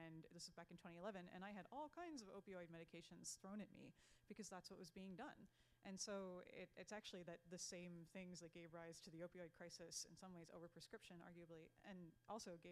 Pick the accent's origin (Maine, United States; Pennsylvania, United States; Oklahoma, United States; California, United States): Pennsylvania, United States; Newville; moved away; I grew up in Newville, Pennsylvania, which right down 81, it's south of Carlisle